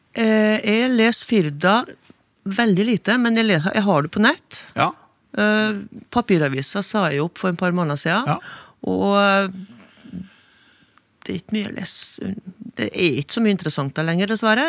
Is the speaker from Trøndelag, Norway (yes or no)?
yes; Inner Trøndelag, Norway; now in Førde, Norway; jeg kommer fra Indre Trøndelag